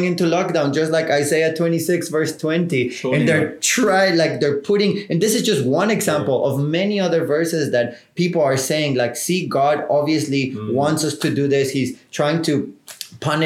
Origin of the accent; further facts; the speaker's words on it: South Africa; as South African citizens